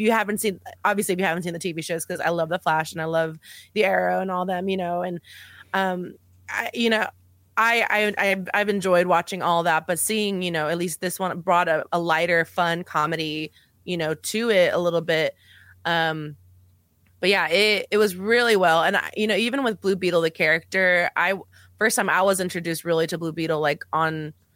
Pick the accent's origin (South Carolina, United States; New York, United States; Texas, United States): Texas, United States; El Paso; I'm from El Paso, Texas, and I grew up on the border. I'm Mexican American